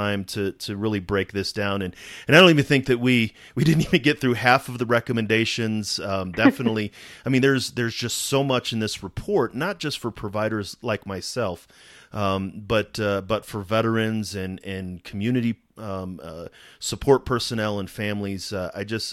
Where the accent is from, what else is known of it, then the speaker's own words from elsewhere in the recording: St. Louis, Missouri, United States; now in Colorado, United States; I'm originally from Missouri, from St. Louis.